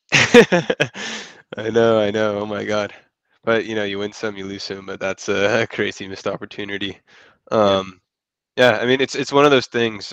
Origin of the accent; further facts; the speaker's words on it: San Francisco Bay Area, California, United States; moved away as an adult; now in Los Angeles, United States; I was originally from San Francisco Bay Area